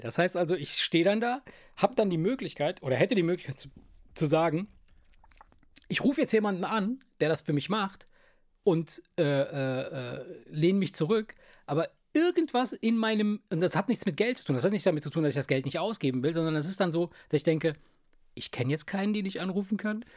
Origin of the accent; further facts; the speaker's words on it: Italy; moved away; in Italien, wo ich herkomme